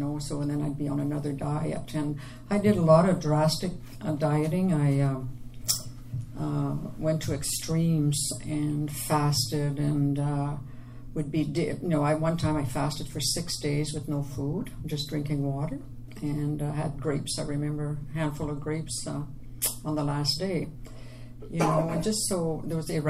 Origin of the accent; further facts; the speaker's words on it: Quebec, Canada; accent: French; I'm from Quebec. I have the French accent.